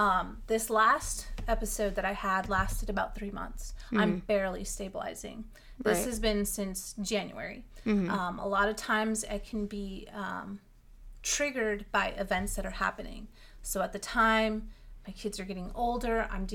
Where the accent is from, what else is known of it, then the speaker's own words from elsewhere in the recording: California, United States; Like, for me, I come from California. It's very sunny all the time and warm. So moving here, and there's actual seasons